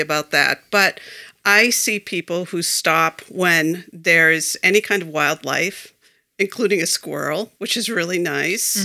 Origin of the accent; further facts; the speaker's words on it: Foxborough, Massachusetts, United States; now in Belchertown, United States; I grew up in Foxborough